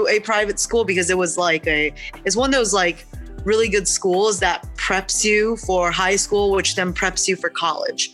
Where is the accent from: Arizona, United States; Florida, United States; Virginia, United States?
Virginia, United States; Charlottesville; English is a second language; I was born and raised in Charlottesville, Virginia